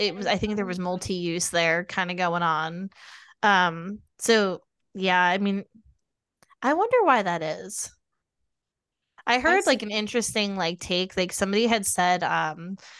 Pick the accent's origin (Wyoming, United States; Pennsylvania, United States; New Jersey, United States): New Jersey, United States; moved away; I'm originally from New Jersey